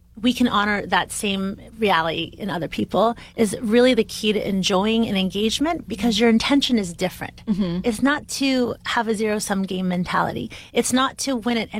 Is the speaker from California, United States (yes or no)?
yes; Bay Area, California, United States; I'm from the Bay Area in California, which is very diverse